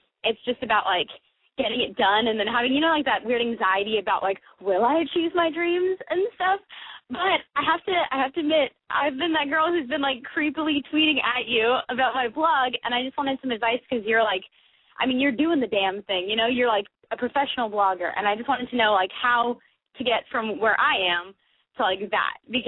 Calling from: Honolulu, Hawaii, United States; I'm 20, and I'm calling from Honolulu.

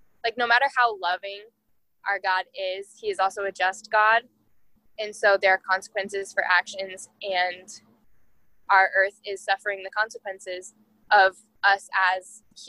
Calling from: Iowa, United States; I am 20 years old and I'm calling in from Iowa.

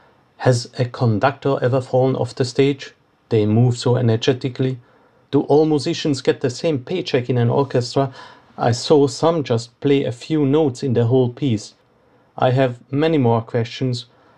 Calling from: Vienna, Austria; I hope I didn't wake you up. I'm calling from Vienna, Austria, the home of Mozart.

